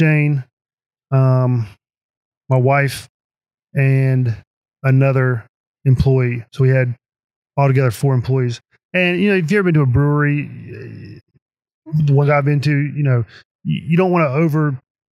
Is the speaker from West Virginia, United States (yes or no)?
yes; Princeton, West Virginia, United States; I'm from Princeton. I've lived here all my life. I've been here for 43 years. And I told everybody that if I ever opened a tap room, it would be in my hometown.